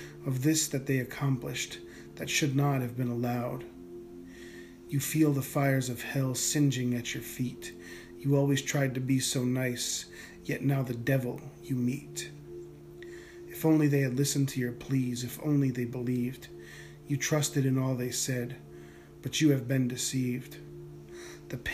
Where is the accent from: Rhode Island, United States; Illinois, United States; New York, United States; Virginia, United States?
Rhode Island, United States; moved away; where I grew up on the East Coast, in Rhode Island.